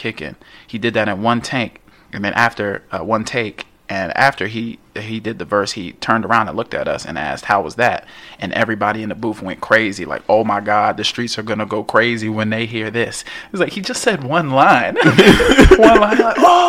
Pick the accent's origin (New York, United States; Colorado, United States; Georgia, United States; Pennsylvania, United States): New York, United States; New York City; I'm from New York.